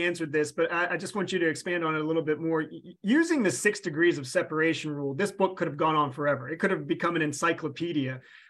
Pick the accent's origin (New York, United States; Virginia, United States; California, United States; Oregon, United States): Virginia, United States; Norfolk; I'm a Southeastern Virginia, Hampton Roads, Tidewater native, whatever you want to call it, 757 here in Norfolk.